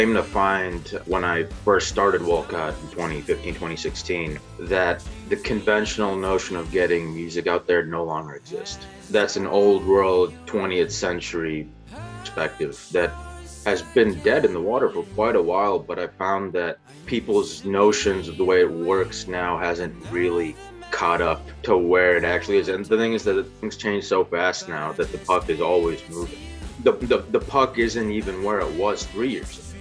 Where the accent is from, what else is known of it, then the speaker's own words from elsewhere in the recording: Naperville, Illinois, United States; moved away as an adult; also born or lived in Clarendon Hills, Illinois / Bolingbrook, Illinois / Plainfield, Illinois / Chicago, Illinois; now in Charlotte, United States; I am from the suburbs of Chicago, born and raised